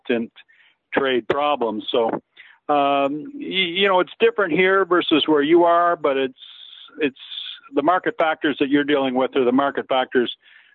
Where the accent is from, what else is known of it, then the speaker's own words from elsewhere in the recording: Ontario, Canada; from a Canadian perspective